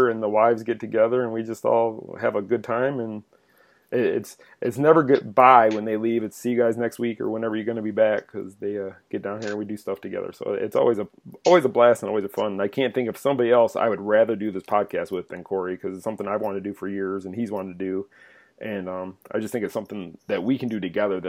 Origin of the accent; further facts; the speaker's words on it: Michigan, United States; moved away; I'm originally from Michigan